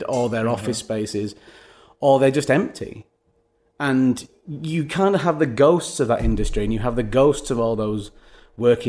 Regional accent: Manchester, North West England, United Kingdom; growing up in Manchester

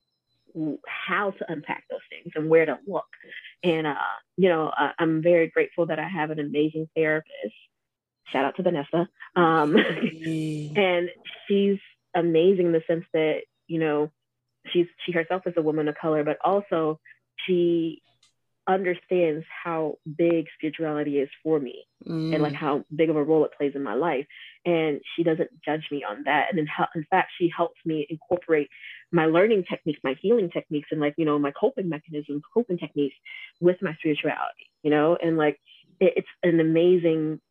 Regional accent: Georgia, United States; also born or lived in Atlanta; I was born and raised in Georgia

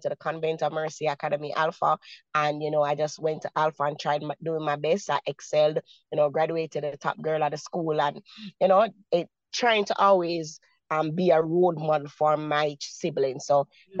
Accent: Kingston, Jamaica; I was born, and raised in the communities. I was born in Maxfield. I spent most of my years in Kennecott and in Arnett Gardens. So, you know, persons would say, you know, those are some of the roughest communities here in Kingston, Jamaica.

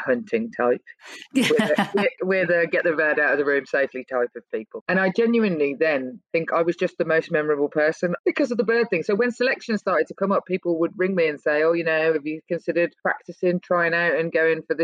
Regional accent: Birmingham, West Midlands, United Kingdom; I grew up in Birmingham and we have the grammar school system

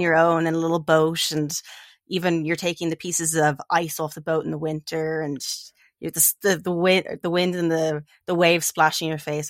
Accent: Dublin, Leinster, Ireland; moved away as an adult; now in United States; I'm from Dublin. That's where I grew up

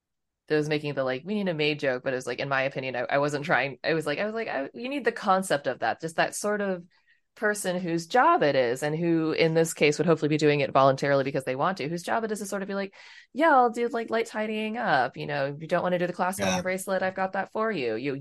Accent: Maryland, United States; Maryland is my home state, so I'm very sentimental towards it

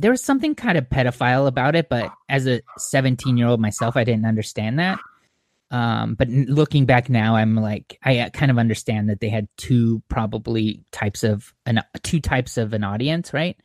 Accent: Orange County, California, United States; moved away as an adult; also born or lived in Montclair, California / Claremont, California / Phoenix, Arizona; now in Bay Area, United States; I grew up in Orange County

